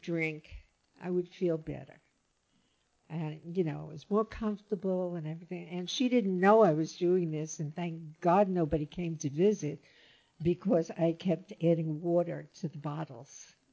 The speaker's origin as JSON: {"language": "English", "town": "New York City", "region": "New York", "country": "United States", "tie": "born or raised there", "moved": "yes", "lives_now": "Laguna Niguel, United States", "said": "As I said, I'm from the Bronx, and I'm also from an area called Little Italy"}